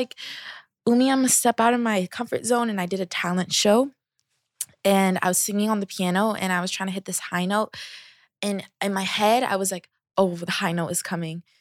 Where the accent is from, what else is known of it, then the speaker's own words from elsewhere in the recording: Seattle, Washington, United States; I am from Seattle, Um, let's see, out of Washington. Um, I grew up with me, my mom, my sisters